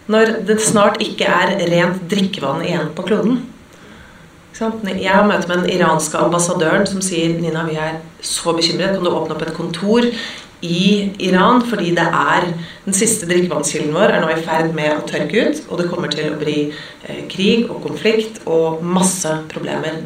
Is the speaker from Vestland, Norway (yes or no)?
no; Oslo, Norway; jeg vokste opp eh, midt i Majorstukrysset